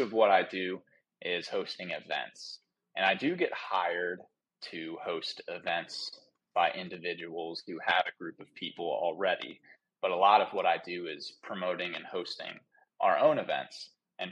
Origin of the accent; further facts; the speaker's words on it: Cincinnati, Ohio, United States; now in Florida, United States; I'm from Cincinnati, Ohio